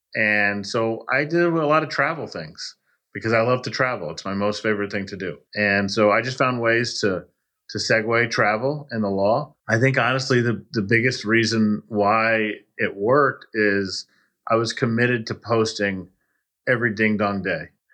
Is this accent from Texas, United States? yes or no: yes; Texas, United States; also born or lived in Miami, Florida; now in Spring Hill, United States; I grew up in Texas